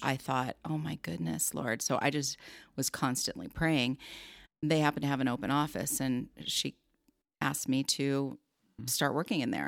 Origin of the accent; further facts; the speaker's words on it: Southern California, United States; I grew up in Southern California